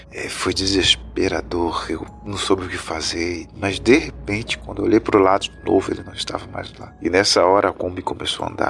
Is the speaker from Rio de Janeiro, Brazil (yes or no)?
no; Ribeirão Preto, São Paulo, Brazil; now in Recife, Brazil; E eu sou natural da cidade de Ribeirão Preto, São Paulo, que fica cerca de 4 horas da capital. E eu vim para Recife em 2007, se eu não me engano.